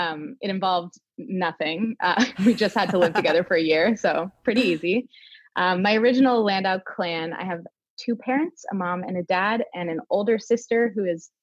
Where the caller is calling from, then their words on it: Toronto, Ontario, Canada; I am joining you from my new and old home of Toronto, Canada.